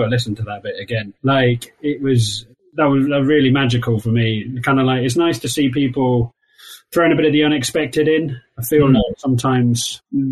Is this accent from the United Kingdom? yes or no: yes; Wales, United Kingdom; accent: Welsh; my Welsh accent